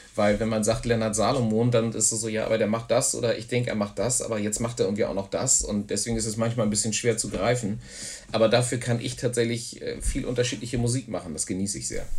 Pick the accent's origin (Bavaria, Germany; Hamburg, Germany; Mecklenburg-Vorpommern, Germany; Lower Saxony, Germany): Hamburg, Germany; moved away as an adult; also born or lived in Frankfurt am Main, Germany / near Wimbledon, London, England; now in Tornesch, Germany; ich bin tatsächlich in äh, Frankfurt am Main geboren. Und da habe ich aber auch nur die ersten beiden Lebensjahre verbracht und dann sind wir nach Hamburg gezogen